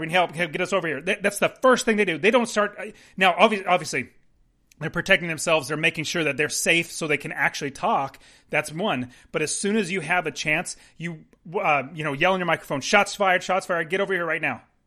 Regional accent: United States; We're American

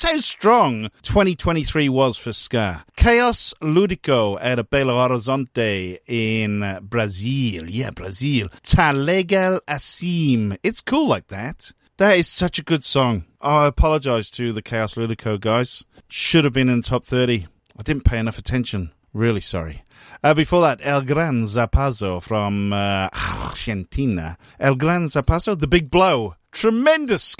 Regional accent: Wales, United Kingdom; My home country

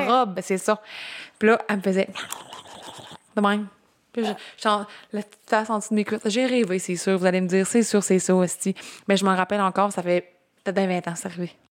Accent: Gaspésie, Quebec, Canada; je viens de la Gaspésie

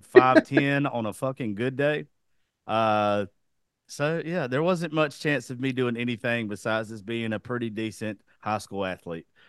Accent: South Georgia, United States; I was raised in the South

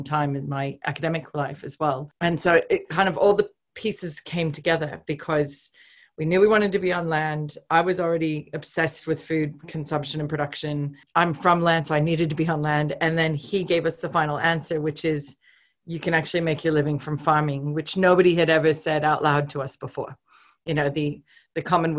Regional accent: Oregon, United States; moved away as an adult; now in Australia; I was raised on a cattle ranch myself in Oregon

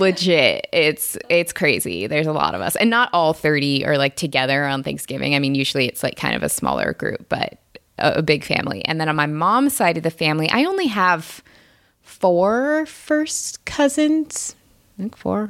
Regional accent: Seattle, Washington, United States; I'm from the Seattle area, um, and pretty much my entire family is in the Seattle area, both sides

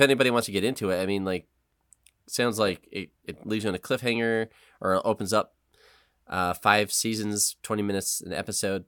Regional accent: Western New York, United States; I'm stupid Western New York guy

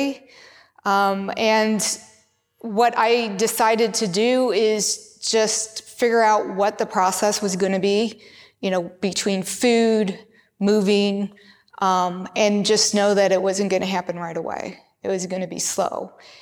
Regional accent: United States; I grew up in America

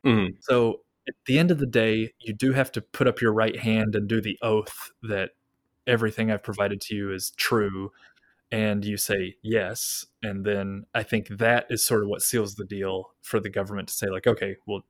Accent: Kentucky, United States; moved away as an adult; now in Japan; I was born in Kentucky.

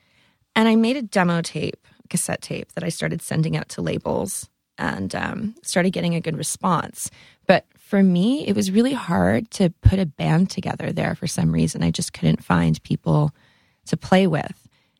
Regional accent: Sudbury, Ontario, Canada; No, I'm from Sudbury, Ontario, Canada.

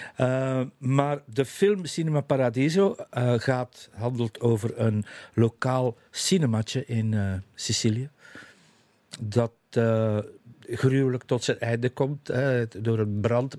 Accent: Zottegem, Flanders, Belgium; now in Leest, Belgium; mijn kinderjaren in Zottegem

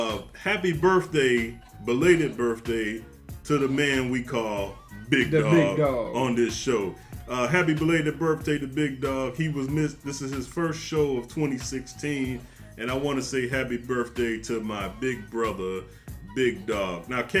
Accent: Midwest, United States; we're all from the Midwest

